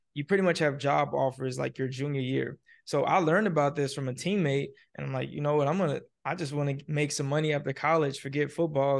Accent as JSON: {"language": "English", "town": "Nashville", "region": "Tennessee", "country": "United States", "tie": "born or raised there", "also_born_or_lived": "Fort Benning, Georgia / Miami, Florida", "said": "I'm originally from Fort Benning, Georgia. I grew up in Nashville, Tennessee"}